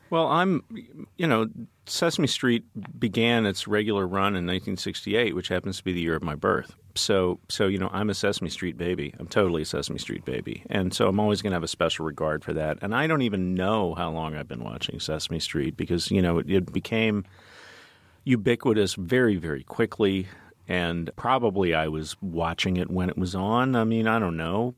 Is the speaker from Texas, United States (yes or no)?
yes; Dallas, Texas, United States; I grew up in Dallas, which is a multiracial city, but also a highly segregated one